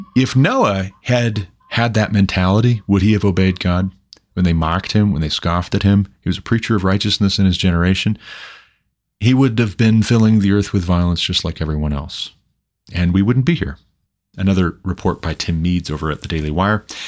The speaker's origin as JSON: {"language": "English", "region": "Montana", "country": "United States", "tie": "born or raised there", "said": "my home state of Montana"}